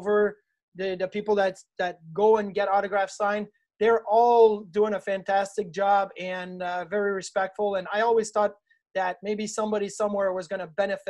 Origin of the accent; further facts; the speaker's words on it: Quebec City, Quebec, Canada; moved away as an adult; now in Buffalo, United States; I grew up in Quebec City